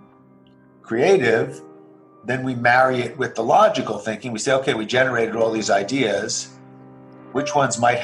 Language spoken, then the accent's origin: English; New Jersey, United States; I grew up in the U.S., in New Jersey.